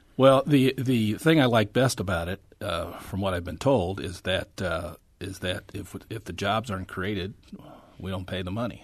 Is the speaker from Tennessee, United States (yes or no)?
no; St. Charles, Missouri, United States; when I was growing up in Saint Charles, almost all my friends, their dads worked at Mack